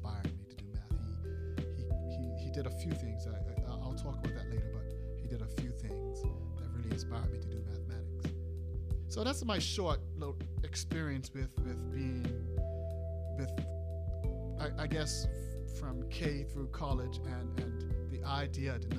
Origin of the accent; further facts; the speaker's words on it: Bermuda; I'm from Bermuda